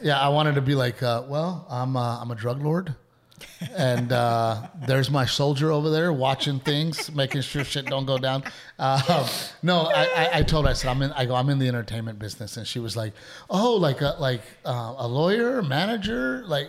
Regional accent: Portland, Texas, United States; growing up in Gregory Portland

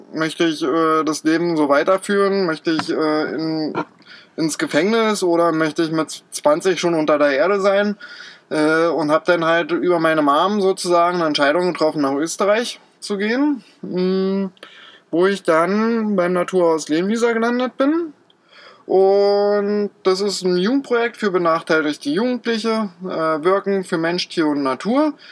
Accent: Berlin, Germany; moved away as an adult; also born or lived in Austria; ich bin äh, in Berlin beziehungsweise bei Berlin aufgewachsen

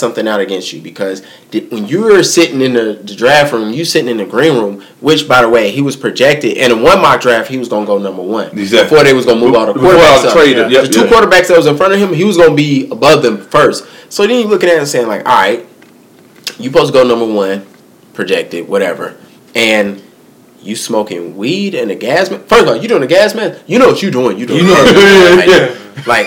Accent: Charlotte, North Carolina, United States; I'm from Charlotte

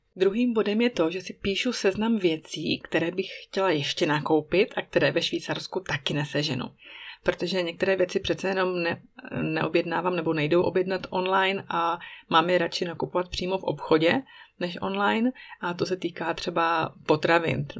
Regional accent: Czechia; moved away as an adult; now in Switzerland; když jsme v Česku, tak si pořád otvírám dveře od domu mých rodičů klíčem od našeho švýcarského bytu

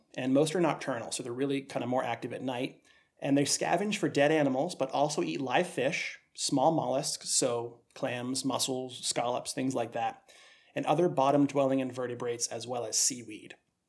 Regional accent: New England, United States; we're both from New England. I grew up eating lobster as a kid, shellfish, that whole thing.

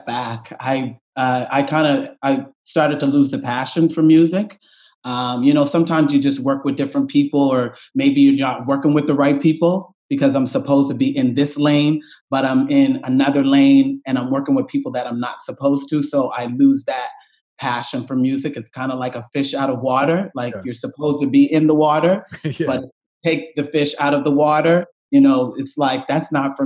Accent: Cherry Brook, Nova Scotia, Canada; now in Toronto, Canada; I grew up, I'm from a small community called Cherry Brook

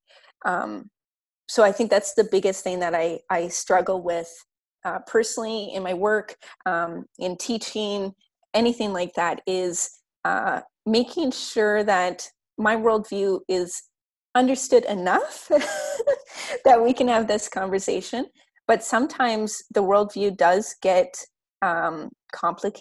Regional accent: Upper Tanana, Yukon, Canada; also born or lived in Beaver Creek, Yukon; now in Whitehorse, Canada; I'm Upper Tanana, I'm Indigenous to here

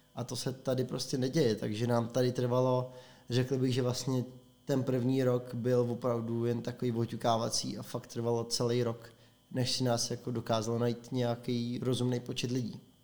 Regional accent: Prague, Czechia; moved away as an adult; now in Plzeň, Czech Republic; My jsme oba dva Pražáci. Zapráskaní Pražáci

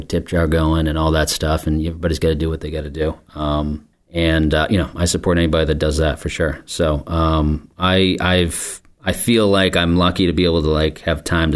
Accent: Scituate, Massachusetts, United States; also born or lived in Portland, Maine; now in Marshfield, United States; I grew up in Scituate, and I live here in Marshfield

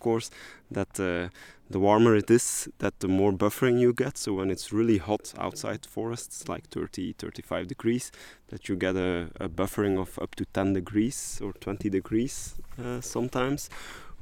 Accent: Belgium; moved away; I'm coming from Belgium

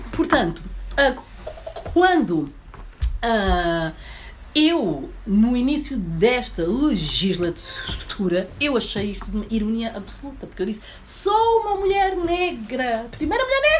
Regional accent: Guinea-Bissau; eu não, eu sou guinense.

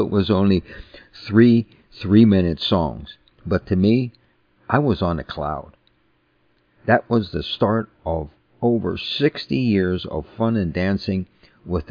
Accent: New Kensington, Pennsylvania, United States; I grew up in New Kensington, a small town 18 miles north of Pittsburgh on the Allegheny River

